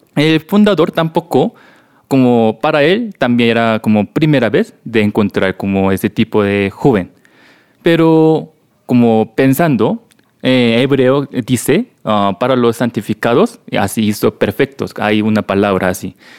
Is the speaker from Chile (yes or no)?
no; South Korea; Spanish is a second language; moved away as an adult; also born or lived in Ecuador; now in Bogotá, Colombia; soy de Corea